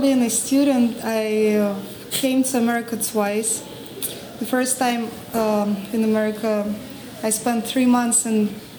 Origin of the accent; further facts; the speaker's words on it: Russia; moved away as an adult; now in New York, United States; I'm Russian, but been living in New York for the past 7 years and 3 months.